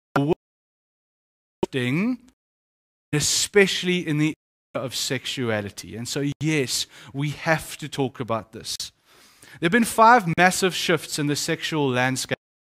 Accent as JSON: {"language": "English", "region": "Eastern Cape", "country": "South Africa", "said": "The Eastern Cape, where I come from"}